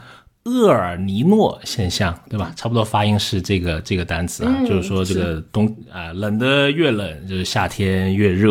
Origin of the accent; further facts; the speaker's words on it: South China, China; 所以 Rene 经常他跟我的说话就是你这个南方人，对吧？我对他来说，我是一个南方人哈。